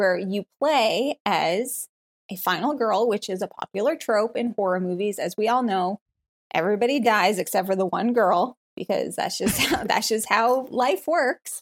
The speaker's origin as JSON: {"language": "English", "country": "Canada", "moved": "as an adult", "lives_now": "Tennessee, United States", "said": "I'm Canadian"}